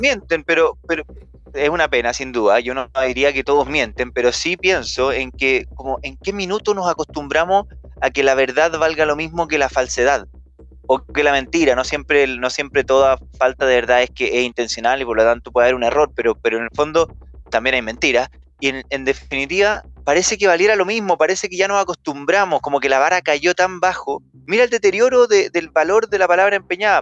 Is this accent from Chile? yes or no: yes; Chile; como yo, somos chilenos